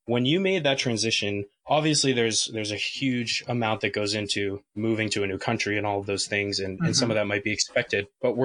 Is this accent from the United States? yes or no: yes; United States; as American Everton fans